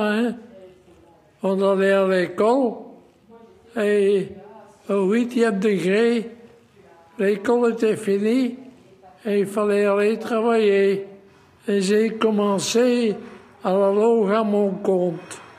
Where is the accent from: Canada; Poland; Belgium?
Belgium; Molenbeek-Saint-Jean, Brussels-Capital Region; c'est 98 ans. Encore deux ans, je suis 100 ans. Je viens de Molenbeek, la commune la plus grande de Bruxelles, de Grand-Bruxelles.